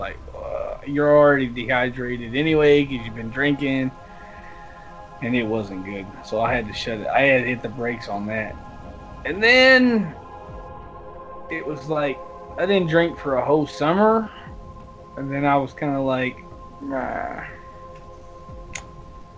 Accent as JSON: {"language": "English", "region": "the South", "country": "United States", "accent": "southern", "said": "my southern accent"}